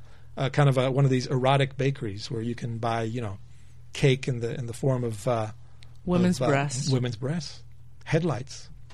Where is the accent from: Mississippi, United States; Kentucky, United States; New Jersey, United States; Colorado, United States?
Colorado, United States; Greeley; my hometown newspaper in Greeley, Colorado.